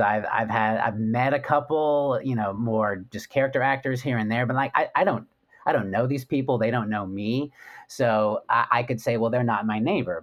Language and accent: English; West Coast, United States; I grew up actually on the West Coast